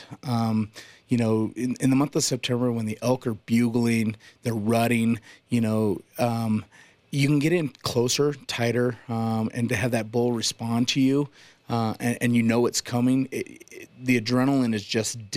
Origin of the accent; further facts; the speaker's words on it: Colorado, United States; I was born and raised in Colorado